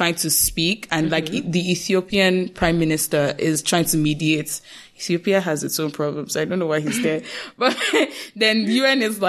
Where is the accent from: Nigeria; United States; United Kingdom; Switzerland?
Nigeria; we are Nigerian, we kept bouncing between being Nigerian